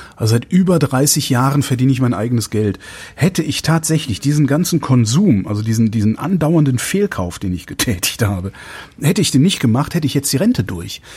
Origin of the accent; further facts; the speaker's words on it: Cologne, North Rhine-Westphalia, Germany; now in Berlin, Germany; wenn ich jetzt so meine Heimatstadt nehme, Köln